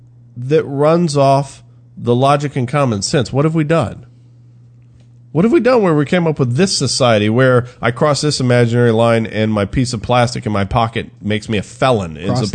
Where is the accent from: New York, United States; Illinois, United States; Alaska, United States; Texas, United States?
Texas, United States; So you're telling me, as a Texan, I can go to New Mexico, open carry.